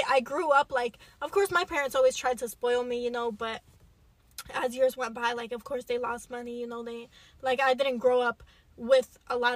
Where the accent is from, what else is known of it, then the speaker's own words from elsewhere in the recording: New York, United States; moved away; New York is my hometown